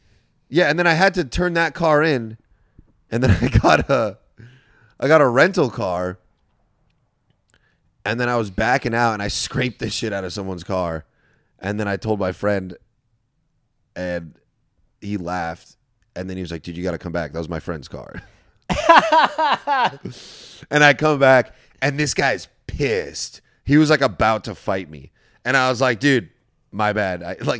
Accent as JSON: {"language": "English", "area": "Orange County", "region": "California", "country": "United States", "tie": "born or raised there", "said": "I grew up in Orange County too."}